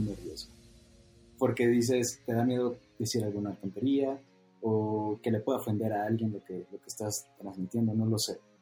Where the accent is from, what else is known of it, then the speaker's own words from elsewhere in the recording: Sinaloa, Mexico; yo que vengo de Sinaloa y es una cultura de forjar